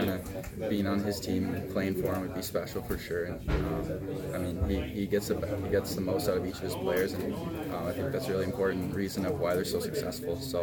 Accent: London, Ontario, Canada; I'm from London, Ontario

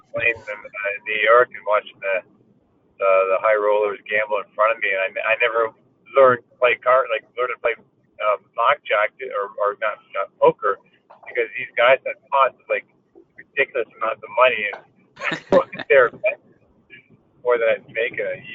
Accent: Delhi, Ontario, Canada; Delhi is the town that I grew up in. So Norfolk County is the municipality

